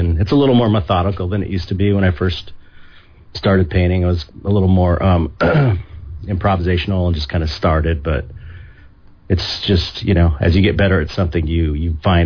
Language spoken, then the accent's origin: English; San Pedro, California, United States; I grew up in San Pedro, California, which is a little port town, out about 45 minutes outside of Los Angeles.